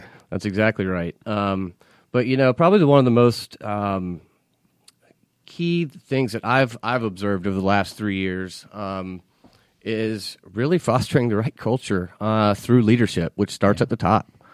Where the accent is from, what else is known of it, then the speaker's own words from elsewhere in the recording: Marietta, Georgia, United States; I grew up here in Atlanta, um, in Marietta, not too uh, just yeah. a few miles north of the city